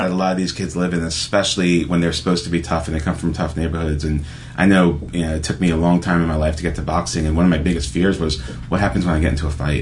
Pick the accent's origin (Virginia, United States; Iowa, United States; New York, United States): New York, United States; New York City; growing up in Brooklyn